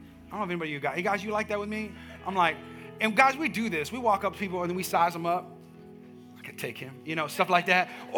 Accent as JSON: {"language": "English", "area": "Bay Area", "region": "California", "country": "United States", "moved": "yes", "lives_now": "Texas, United States", "said": "That's where I'm from."}